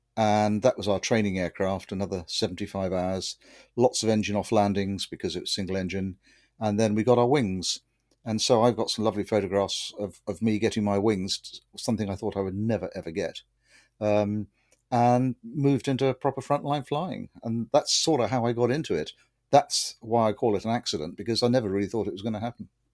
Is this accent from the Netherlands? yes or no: no; Winchester, South East England, United Kingdom; moved away as an adult; now in Somerset, United Kingdom; I grew up in Winchester, which is uh, 100 miles or so to the east